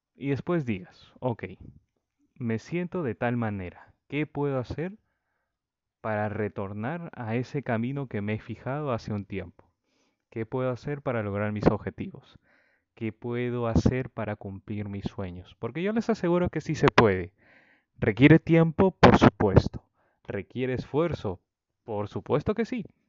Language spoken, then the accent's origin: Spanish; Peru; en mi país natal, Perú